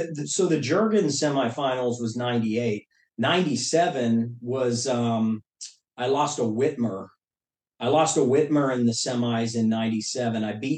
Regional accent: Pittsburgh, Pennsylvania, United States; But basically, Pittsburgh at that time was going through a tough transition. You're like, it's the end of the steel era.

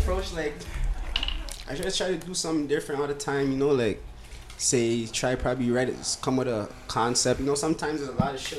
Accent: Ghana; I'm Ghanaian, yeah.

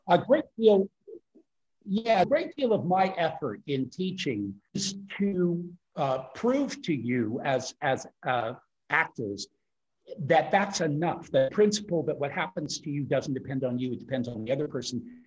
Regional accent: United States; moved away as an adult; now in Europe; I'm American trained and born

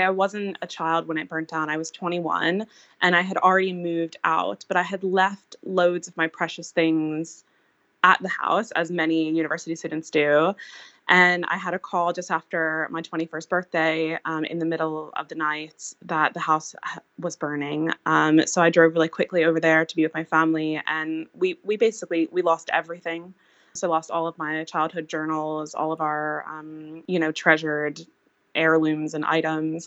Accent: Eastern Pennsylvania, United States; now in Wales, United Kingdom; growing up in Eastern Pennsylvania

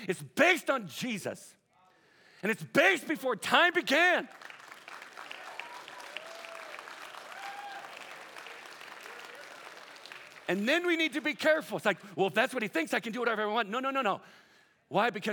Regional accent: Southern California, United States; I'm from Southern Cal.

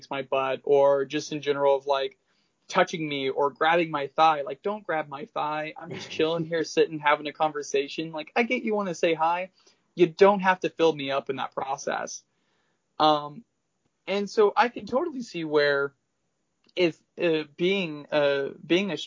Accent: the South, United States; I'm from the South

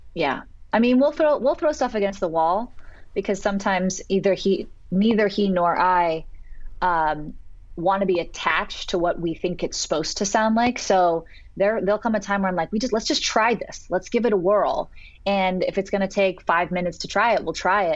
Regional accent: Santa Cruz, California, United States; moved away as an adult; now in Los Angeles, United States; growing up in Santa Cruz as a little surfer girl

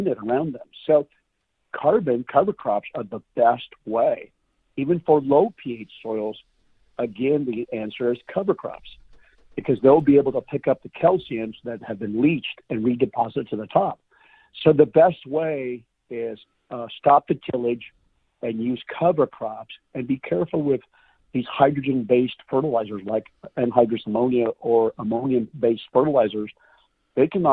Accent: the West, United States; I grew up in the West

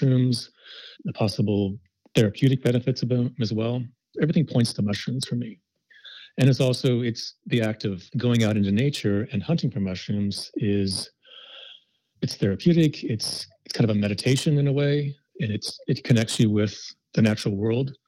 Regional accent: Midwest, United States; I was brought up in the Midwest going to a Protestant-based

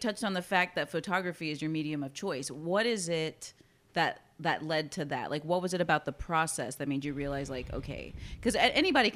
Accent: Corpus Christi, Texas, United States; growing up in Corpus, we definitely didn't have options like that in middle school

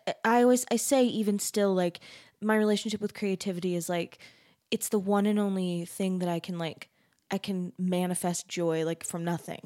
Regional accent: Arizona, United States; I'm from Arizona

